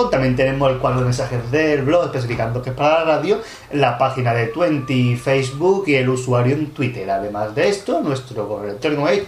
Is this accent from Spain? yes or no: yes; Cádiz, Andalusia, Spain; de Cádiz, desde la, playa de Cortadura. Cádiz, Distrito Federal.